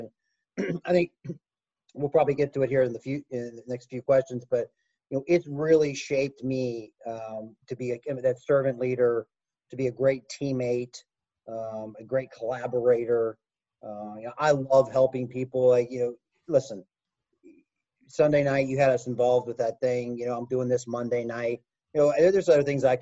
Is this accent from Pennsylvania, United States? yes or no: yes; Western Pennsylvania, United States; moved away; I grew up in Western PA.